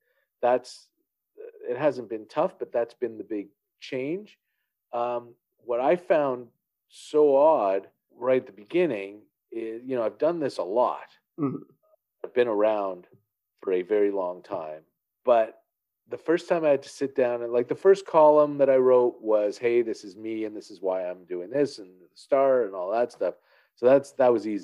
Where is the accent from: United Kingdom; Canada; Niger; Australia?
Canada; as a Canadian who has no profile in the United States